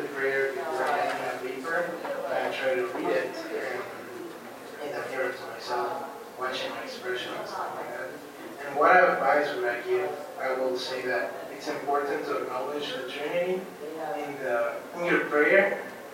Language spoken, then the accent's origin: English; Guatemala; moved away as an adult; now in Grand Rapids, United States; I'm from Guatemala, and this year I'm serving here at Calvin University as a worship apprentice